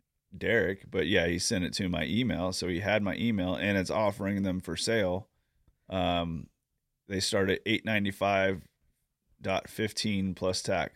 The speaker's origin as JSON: {"language": "English", "region": "Tennessee", "country": "United States", "said": "I'm from Tennessee."}